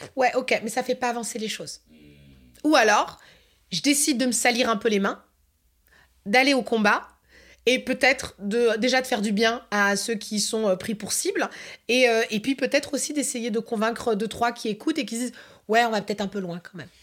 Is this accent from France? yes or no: yes; France; en tant que Français et Française, on a de la chance